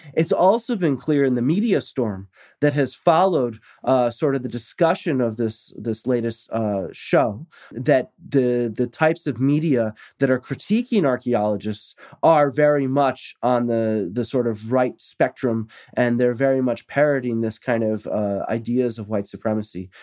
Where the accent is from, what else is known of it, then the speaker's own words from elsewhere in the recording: United States; I'm American